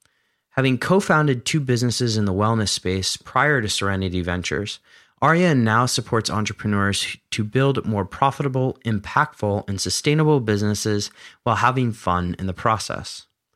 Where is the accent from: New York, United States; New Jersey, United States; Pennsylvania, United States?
Pennsylvania, United States; Philadelphia; I mean, I grew up in Philadelphia, so it's not too far